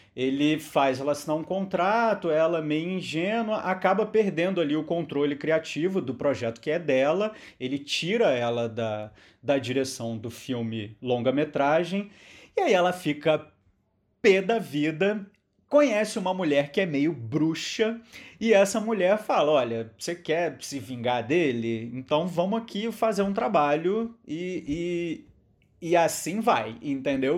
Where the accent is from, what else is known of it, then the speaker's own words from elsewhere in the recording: Brazil; nós que somos brasileiros